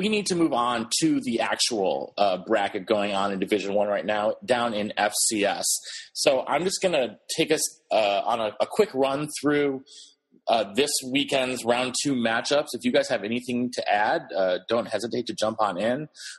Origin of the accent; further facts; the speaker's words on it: New Hampshire, United States; my home state, New Hampshire